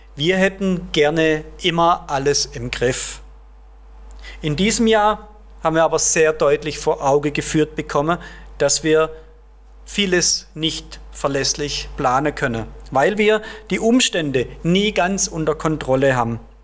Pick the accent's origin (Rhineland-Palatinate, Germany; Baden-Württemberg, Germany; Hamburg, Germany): Baden-Württemberg, Germany; Heilbronn district; moved away; In meinem Heimatdorf zum Beispiel, es zählt zum Landkreis Heilbronn